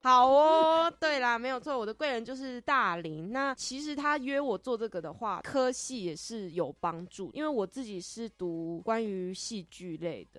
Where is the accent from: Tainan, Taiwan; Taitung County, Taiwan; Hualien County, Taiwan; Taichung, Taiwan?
Taitung County, Taiwan; moved away as an adult; now in Hsinchu, Taiwan; 我是台东人